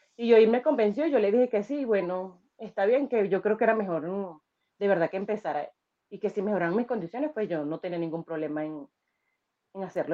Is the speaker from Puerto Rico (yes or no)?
no; Venezuela; moved away as an adult; now in Chile; soy venezolana